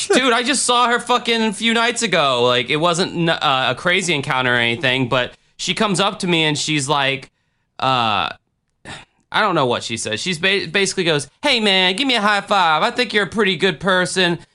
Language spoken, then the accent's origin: English; United States; as an American